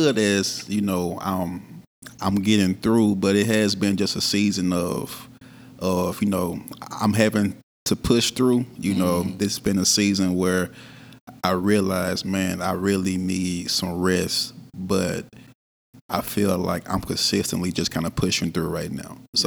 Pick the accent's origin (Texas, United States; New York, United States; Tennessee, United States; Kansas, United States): Tennessee, United States; Memphis; I'm born and raised in Memphis, Tennessee